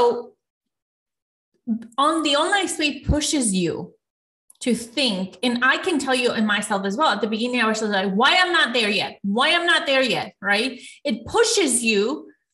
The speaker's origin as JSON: {"language": "English", "country": "Ecuador", "tie": "born or raised there", "moved": "yes", "said": "I'm from Ecuador, and when I moved to this country"}